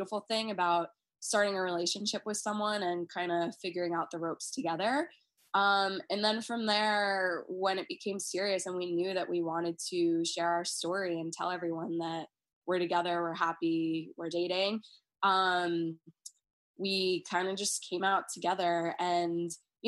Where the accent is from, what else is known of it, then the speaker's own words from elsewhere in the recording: Long Island, New York, United States; growing up on Long Island, which is a very, you know, Republican